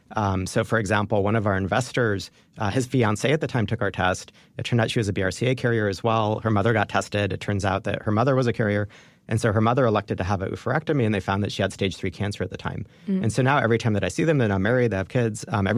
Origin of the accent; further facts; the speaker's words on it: Jerusalem, Jerusalem District, Israel; born there; Yeah, I was born in Jerusalem.